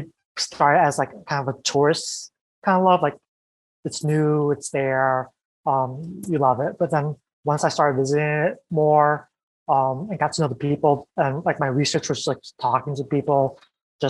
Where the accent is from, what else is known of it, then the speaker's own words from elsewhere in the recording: United States; an American born Vietnamese person